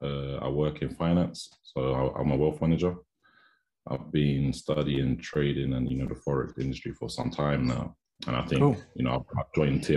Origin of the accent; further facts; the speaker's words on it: London, United Kingdom; So I'm from Southeast London.